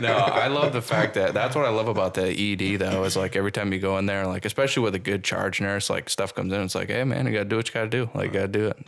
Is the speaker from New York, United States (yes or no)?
yes; Buffalo, New York, United States; now in Burlington, United States; I'm from Buffalo